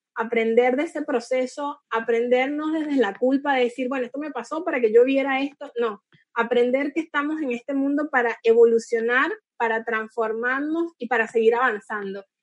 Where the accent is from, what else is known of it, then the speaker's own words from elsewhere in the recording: Venezuela; moved away as an adult; now in Argentina; yo soy venezolana y la mayor parte de mi familia está en Venezuela y hace ya siete años que estoy acá en Argentina